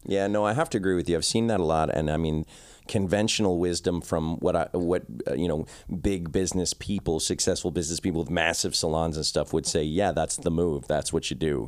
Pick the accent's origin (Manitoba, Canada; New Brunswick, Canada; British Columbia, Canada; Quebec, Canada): British Columbia, Canada; Victoria; I'm from a small town called Victoria